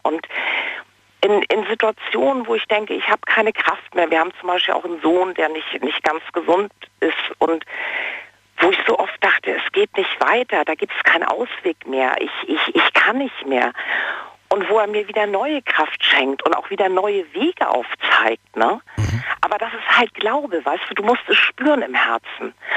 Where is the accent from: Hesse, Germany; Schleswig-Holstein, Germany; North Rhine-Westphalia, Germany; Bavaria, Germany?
Schleswig-Holstein, Germany; Kiel; moved away as an adult; also born or lived in Munich; wir kommen ursprünglich aus Kiel